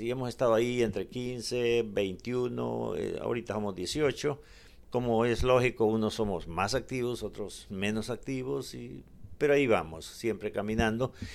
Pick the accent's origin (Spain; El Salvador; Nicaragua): El Salvador; Guatajiagua, Morazán; now in United States; Yo soy de Morazán, de un departamento de Morazán y de un municipio que se llama Guatajiagua. De ahí soy originario.